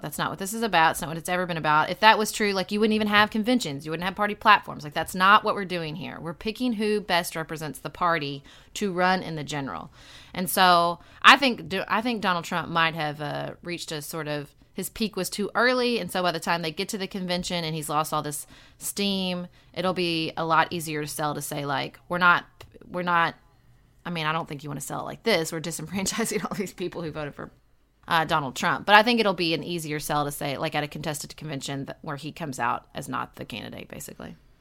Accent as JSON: {"language": "English", "region": "Western Kentucky", "country": "United States", "moved": "as an adult", "said": "I'm from Western Kentucky"}